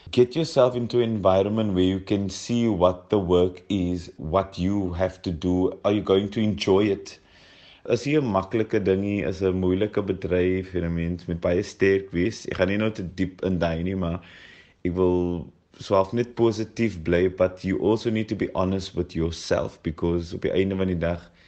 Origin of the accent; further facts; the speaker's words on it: Cape Town, Western Cape, South Africa; Ek kom van Mitchells Plain af